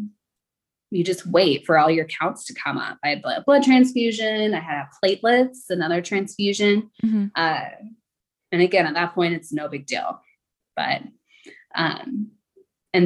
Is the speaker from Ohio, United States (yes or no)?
no; Southern Illinois, United States; I actually grew up in Southern Illinois